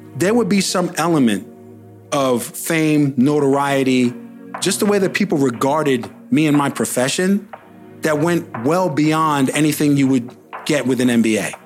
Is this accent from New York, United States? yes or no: yes; New York, United States; moved away as an adult; also born or lived in Los Angeles; I'm from New York, I learned how to rhyme in New York